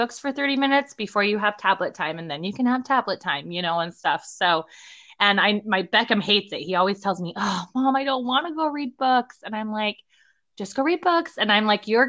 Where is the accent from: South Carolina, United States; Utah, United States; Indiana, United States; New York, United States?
Utah, United States; moved away as an adult; now in Madison, United States; I'm normally from Utah, so I'm used to the Utah mountains